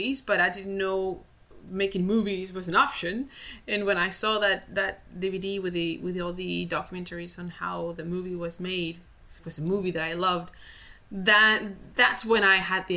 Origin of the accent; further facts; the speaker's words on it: Spain; moved away as an adult; now in Vancouver, Canada; I'm originally from Spain, and now I live in Canada, in Vancouver, in rainy Vancouver.